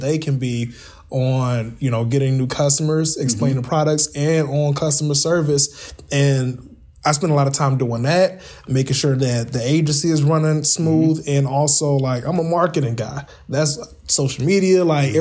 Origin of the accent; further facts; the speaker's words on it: Kankakee, Illinois, United States; also born or lived in Northwest Indiana; here in my hometown